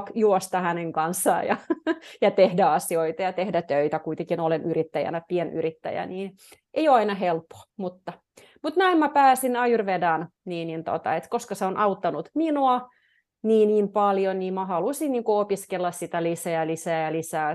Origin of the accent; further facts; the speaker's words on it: Petrozavodsk, Republic of Karelia, Russia; also born or lived in Jyväskylä, Finland; now in Finland; mä oon Neuvostoliitosta kotoisin, tai niin kuin mä oon puoliksi venäläinen, puoliksi suomalainen, mun iskä on suomalainen